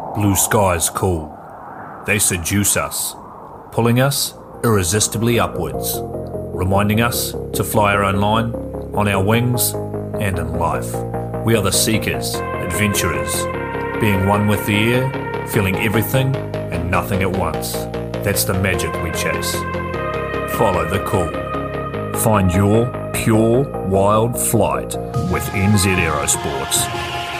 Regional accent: Corsica, France; moved away; I am from France, originally from Corsica

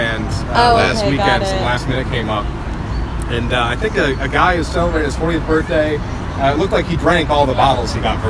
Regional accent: Michigan, United States; moved away as an adult; I grew up in Michigan and moved out here when I finished college, 2018.

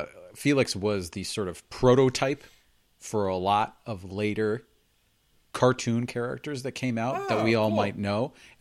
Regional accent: New Jersey, United States; For those of you who don't know, like, I'm from Jersey. And, like, not the Isle of Jersey, but New Jersey

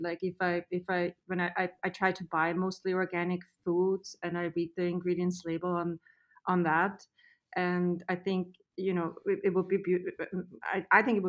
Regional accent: Austria; also born or lived in Los Angeles, United States; now in Los Olivos, United States; I'm originally from Austria.

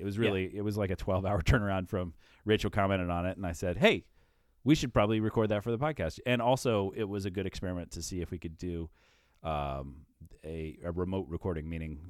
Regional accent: Iowa, United States; hey, by the by, I'm from Iowa.

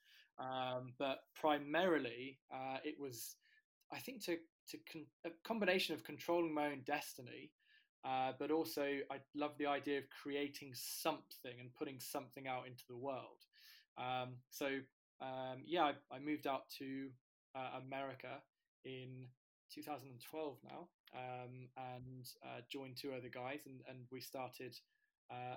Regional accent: near Cambridge, East of England, United Kingdom; I grew up near Cambridge, but my family on my dad's side are all from County Mayo in Ireland.

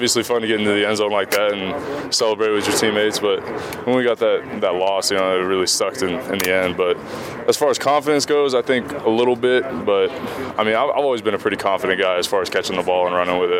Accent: Southern California, United States; moved away; I'm from Southern California, yeah.

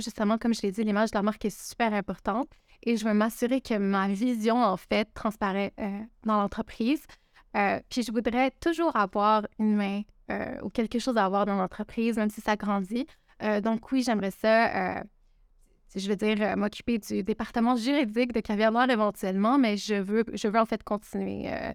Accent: Quebec, Canada; je suis québécoise, je suis née au Québec, mais mes parents sont originaires du Liban

